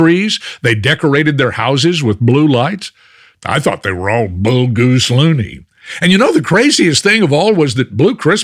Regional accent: Fort Worth, Texas, United States; my hometown of Fort Worth

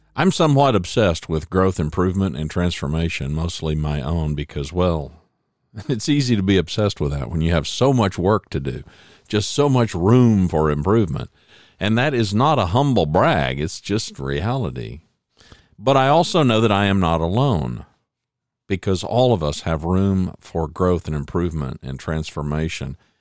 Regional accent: Oklahoma, United States; moved away as an adult; also born or lived in Louisiana; now in Dallas-Fort Worth, United States; I'm an O U fan 'cause, hey, I was born in Oklahoma

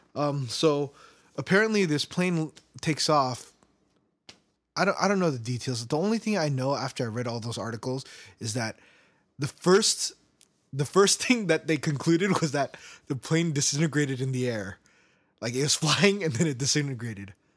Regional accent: United States; I believe that I'm American. I, I, I can't say that I'm Korean

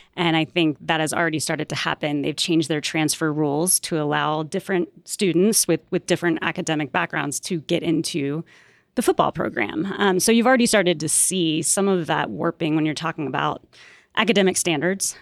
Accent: Atlanta, Georgia, United States; also born or lived in West Virginia; now in Denver, United States; I grew up in Atlanta

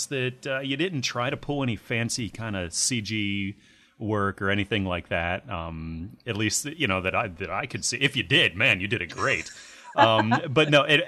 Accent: United States; I'm an American

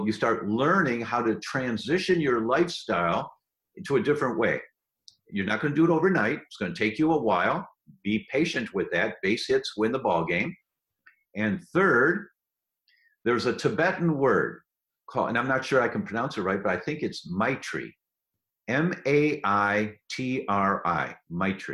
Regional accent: United States; I'm an American

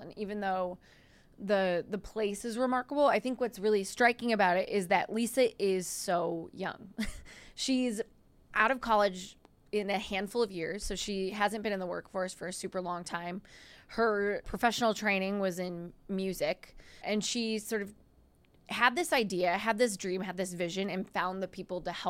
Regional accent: Anoka, Minnesota, United States; we're from Minnesota. She's from a town that borders mine. I'm from Anoka

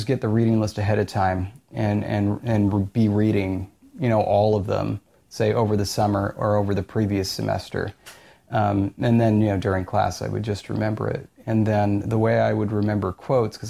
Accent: Orange County, California, United States; I'm from Orange County

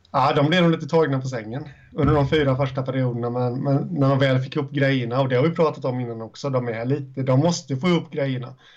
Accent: Småland, Sweden; jag är från Småland

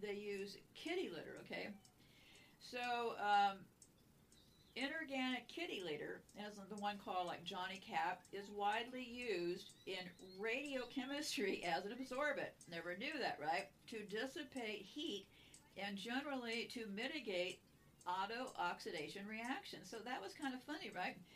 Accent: California, United States; I was born and raised in California

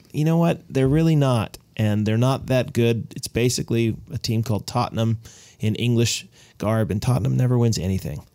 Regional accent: United States; I'm an American. My mother was Canadian

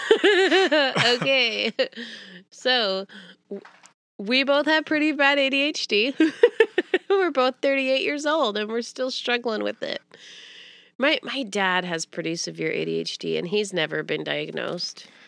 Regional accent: Pensacola, Florida, United States; moved away; I'm from Florida

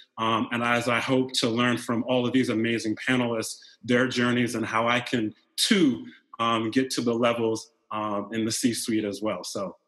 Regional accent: Jersey Shore, New Jersey, United States; moved away as an adult; also born or lived in Dallas, Texas; now in California, United States; I grew up in New Jersey, on the Jersey Shore

